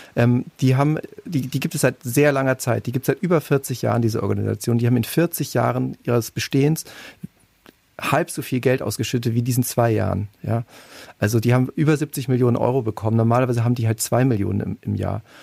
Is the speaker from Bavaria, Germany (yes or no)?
yes; Munich, Bavaria, Germany; Ich komme auch aus München